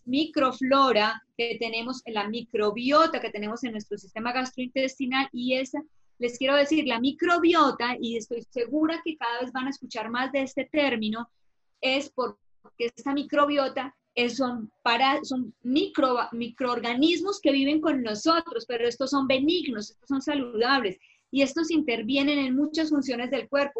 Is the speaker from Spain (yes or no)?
no; Colombia; en mi país que es Colombia